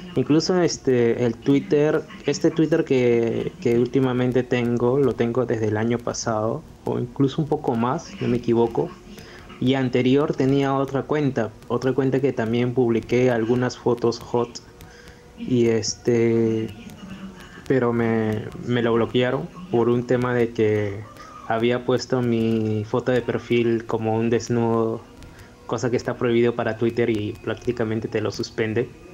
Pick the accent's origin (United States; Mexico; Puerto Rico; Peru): Peru; como todo peruano